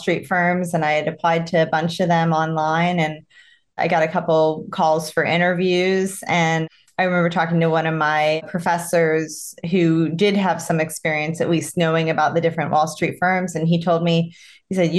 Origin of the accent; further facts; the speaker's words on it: Tampa, Florida, United States; now in Greenwich, United States; So I'm a Florida native. I grew up in Florida